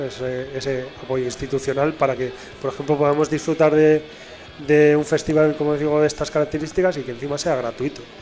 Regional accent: Basque Country, Spain; en euskera tenemos una palabra

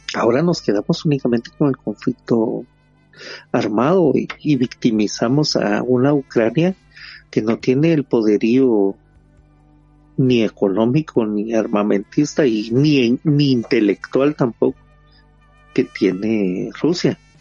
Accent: Guatemala; nosotros como guatemaltecos

